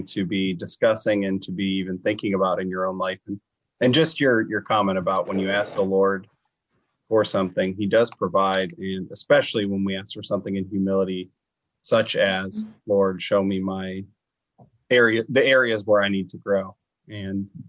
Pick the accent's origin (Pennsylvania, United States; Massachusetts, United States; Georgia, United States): Pennsylvania, United States; near Pittsburgh; I grew up near Pittsburgh